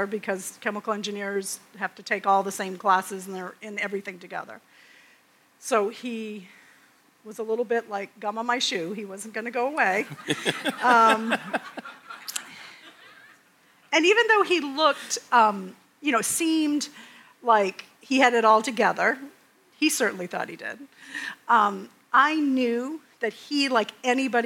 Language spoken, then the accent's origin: English; Maine, United States; I'm from Maine.